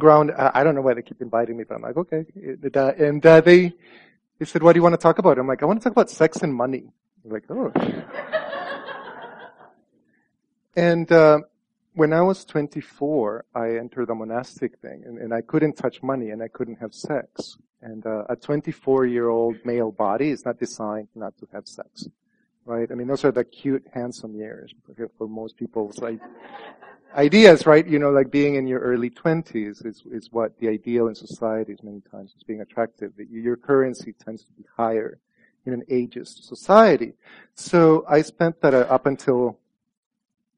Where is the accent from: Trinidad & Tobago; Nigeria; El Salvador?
El Salvador; moved away; my experience growing up in El Salvador was that the Virgin Mary was very powerful